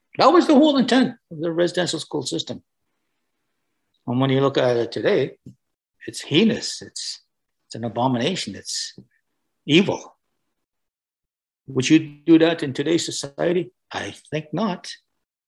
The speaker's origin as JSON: {"language": "English", "country": "Canada", "said": "I'm Anishinaabe"}